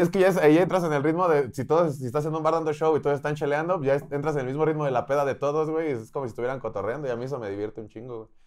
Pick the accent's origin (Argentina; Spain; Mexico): Spain; y yo ah, español